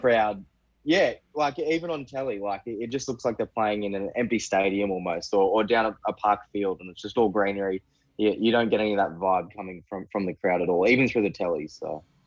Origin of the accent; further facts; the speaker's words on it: Queensland, Australia; I'm from Queensland.